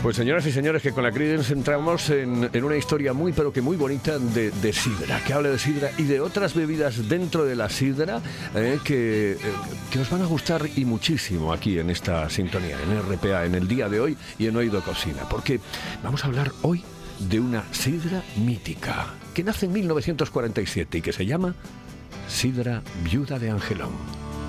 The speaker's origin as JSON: {"language": "Spanish", "town": "Oviedo", "region": "Asturias", "country": "Spain", "said": "yo me vacuno en Oviedo, evidentemente soy de Oviedo"}